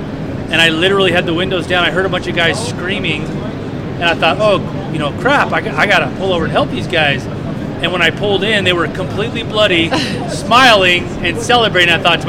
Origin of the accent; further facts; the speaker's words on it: New Jersey, United States; now in Northern California, United States; New Jersey.